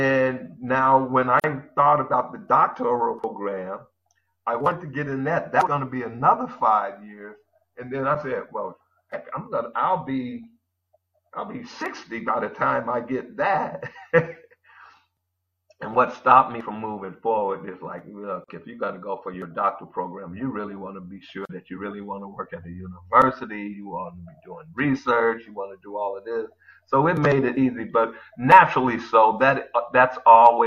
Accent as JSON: {"language": "English", "town": "Chicago", "region": "Illinois", "country": "United States", "tie": "born or raised there", "also_born_or_lived": "San Francisco", "moved": "as an adult", "lives_now": "Hawaii, United States", "said": "I was born and raised in Chicago for 40 years. I lived there"}